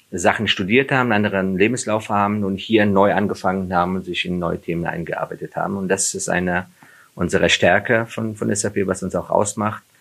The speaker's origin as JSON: {"language": "German", "country": "Afghanistan", "said": "ich habe ja jahrelang mich dafür geschämt, dass ich Flüchtling bin und ich komme, dass ich auch aus Afghanistan komme."}